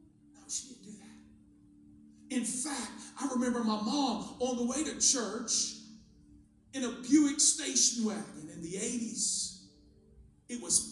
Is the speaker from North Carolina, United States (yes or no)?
yes; North Carolina, United States; also born or lived in Long Island, New York; I know I don't sound northern because I was basically raised in the South. When I was 8, I moved from Long Island, New York to North Carolina